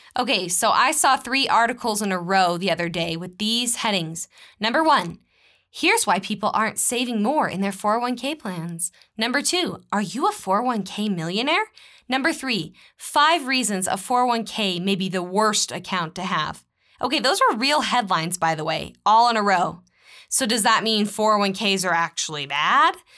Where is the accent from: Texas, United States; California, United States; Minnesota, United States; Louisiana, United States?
Texas, United States; moved away; also born or lived in Utah; I'm originally from the great state of Texas